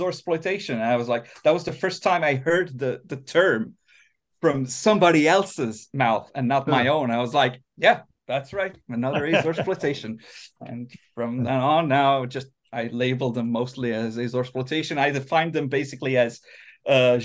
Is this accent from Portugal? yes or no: yes; Azores, Portugal; moved away as an adult; also born or lived in Fall River, Massachusetts, United States; now in Helsinki, Finland; we moved back to the Azores